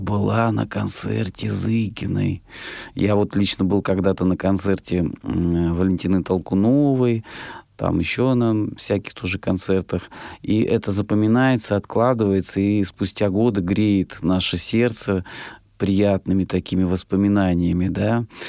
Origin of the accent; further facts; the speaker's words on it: Rostov Oblast, Russia; я сам из Ростовской области